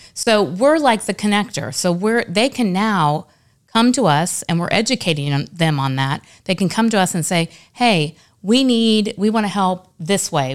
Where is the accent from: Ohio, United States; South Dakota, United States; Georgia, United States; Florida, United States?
Florida, United States; Daytona Beach; moved away as an adult; now in Lakeland, United States; my hometown of Daytona Beach